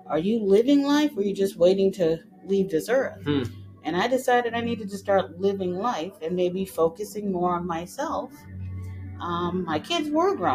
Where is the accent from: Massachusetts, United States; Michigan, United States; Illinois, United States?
Massachusetts, United States; also born or lived in the islands; Grew up in the north in Massachusetts and was actually born in the islands. But I grew up in Massachusetts